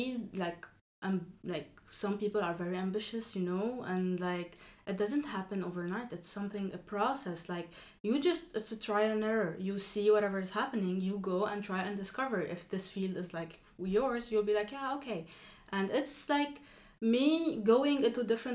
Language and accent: English; Lebanon; moved away as an adult; now in France; I come from Lebanon. I did all of my studies there.